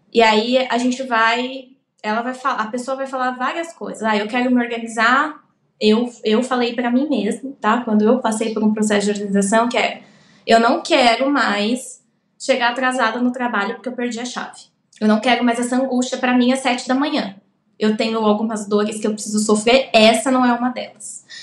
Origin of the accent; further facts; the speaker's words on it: São Paulo, Brazil; eu vim do Capão Redondo, então eu não tinha dinheiro.